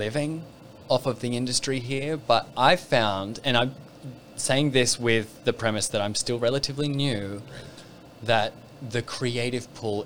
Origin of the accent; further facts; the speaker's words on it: Australia; moved away as an adult; also born or lived in Melbourne; now in Vancouver, Canada; I'm an Australian currently living in Canada, Vancouver